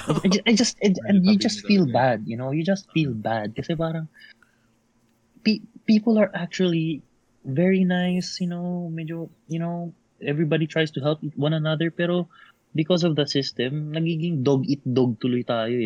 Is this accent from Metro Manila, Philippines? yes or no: yes; Manila, Metro Manila, Philippines; moved away as an adult; now in Australia; I'm from Manila